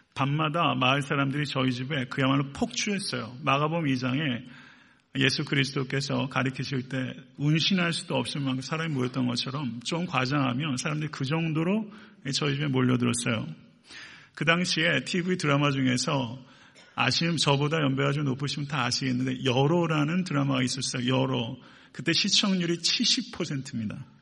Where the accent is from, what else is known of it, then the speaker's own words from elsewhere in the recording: Buyeo, South Chungcheong, South Korea; now in Atlanta, United States; 충남 부여군 부여읍 453번지